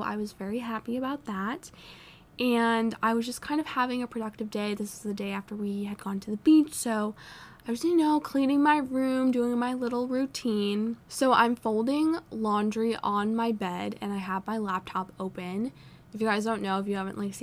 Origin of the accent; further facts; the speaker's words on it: Vermont, United States; moved away as an adult; now in North Carolina, United States; I'm an out-of-state student. I'm from Vermont